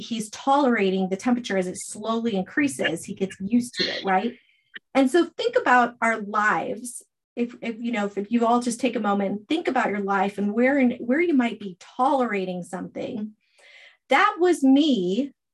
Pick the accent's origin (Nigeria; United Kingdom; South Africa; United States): United States; Arizona; also born or lived in North Idaho; now in Idaho, United States; I'm from Arizona.